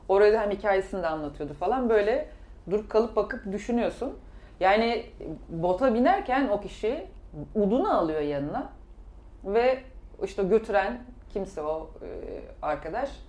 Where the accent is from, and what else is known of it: Kars, Kars Province, Turkey